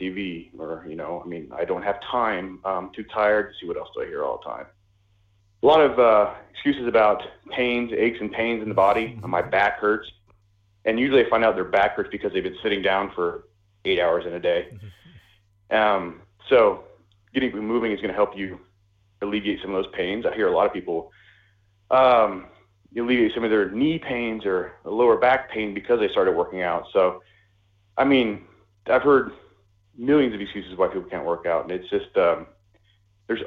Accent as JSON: {"language": "English", "country": "United States", "tie": "born or raised there", "also_born_or_lived": "Denmark", "moved": "as an adult", "said": "I was born and raised in the United States"}